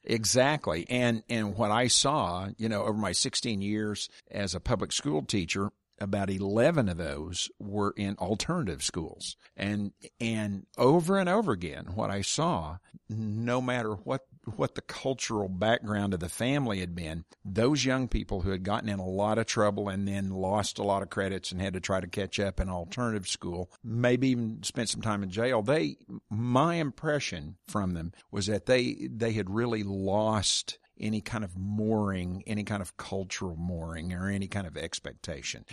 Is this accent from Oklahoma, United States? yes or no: yes; Oklahoma, United States; I grew up here in Oklahoma